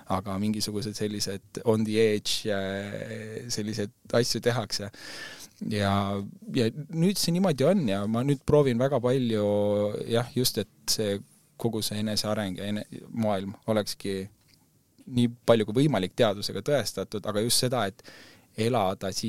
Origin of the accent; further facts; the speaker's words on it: Estonia; nagu me mõtleme küll, et me oleme eestlased